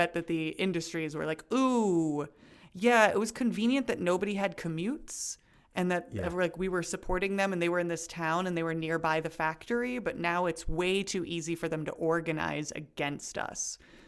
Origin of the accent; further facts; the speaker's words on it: United States; me as an American